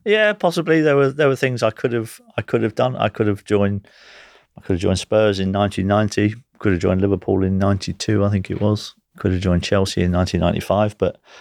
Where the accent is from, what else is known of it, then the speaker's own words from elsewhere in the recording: Guernsey; as a young kid growing up in Guernsey